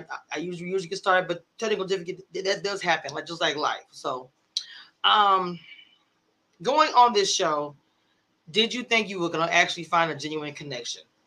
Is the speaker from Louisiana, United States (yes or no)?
yes; small town near Shreveport, Louisiana, United States; I'm from a small town called Nagas, and Shreveport is a city.